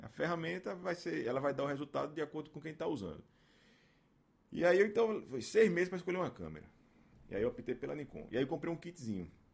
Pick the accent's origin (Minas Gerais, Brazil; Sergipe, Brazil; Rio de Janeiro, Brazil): Sergipe, Brazil; Aracaju; also born or lived in Estância, Sergipe; E aí a gente está aqui desde então, né? 39 anos, 38 anos, morando aqui em Aracaju. Aí a gente passei por, pelas escolas aqui, estudei em escola pra caramba aqui em Aracaju